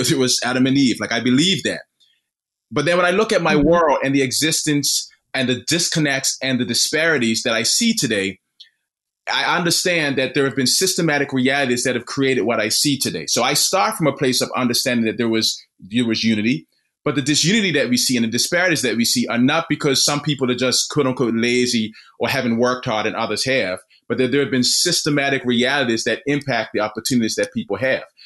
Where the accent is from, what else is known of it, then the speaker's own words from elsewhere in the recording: Bermuda; now in Missouri, United States; born and raised in Bermuda